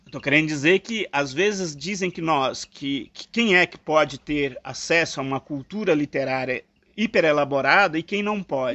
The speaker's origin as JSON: {"language": "Portuguese", "region": "eastern Minas Gerais", "country": "Brazil", "tie": "born or raised there", "moved": "yes", "lives_now": "São Paulo, Brazil", "said": "no leste de Minas, onde eu nasci"}